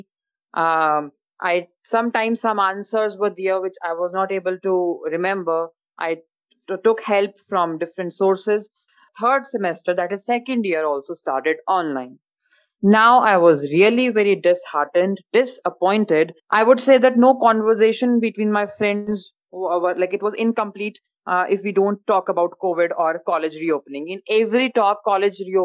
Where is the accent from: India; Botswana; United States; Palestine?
India; Himachal Pradesh; I am from Himachal and from a village area, rural area